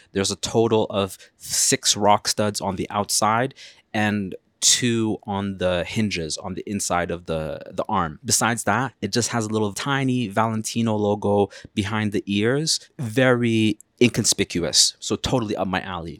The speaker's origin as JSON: {"language": "English", "country": "Canada", "said": "as a Canadian person"}